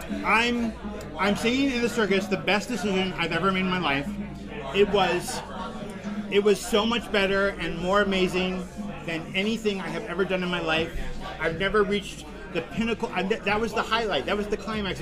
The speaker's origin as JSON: {"language": "English", "town": "Tonganoxie", "region": "Kansas", "country": "United States", "also_born_or_lived": "Austin, Texas / East Lansing, Michigan", "moved": "as an adult", "lives_now": "New York City, United States", "said": "I'm from a small town in Kansas."}